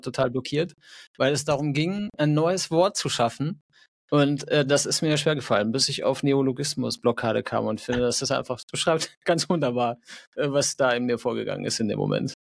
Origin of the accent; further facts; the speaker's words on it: North Rhine-Westphalia, Germany; now in Fahrenzhausen, Germany; Ich komme eigentlich aus Nordrhein-Westfalen.